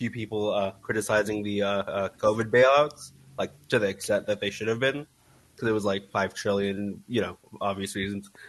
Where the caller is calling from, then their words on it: San Diego, California, United States; I, am calling from San Diego.